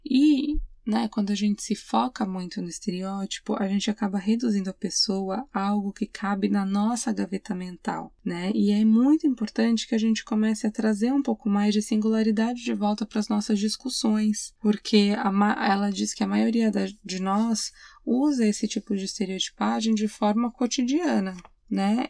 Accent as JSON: {"language": "Portuguese", "country": "Brazil", "moved": "yes", "said": "sou mulher, eu sou imigrante, eu sou brasileira"}